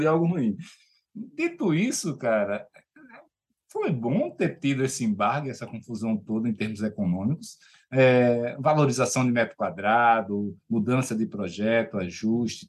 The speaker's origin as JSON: {"language": "Portuguese", "town": "Maceió", "region": "Alagoas", "country": "Brazil", "said": "Eu sou de Maceió"}